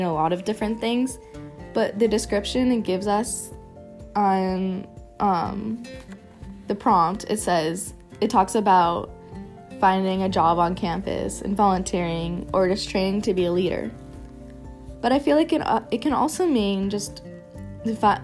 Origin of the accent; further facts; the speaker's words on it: Pittsburgh, Pennsylvania, United States; I'm from Pittsburgh, Pennsylvania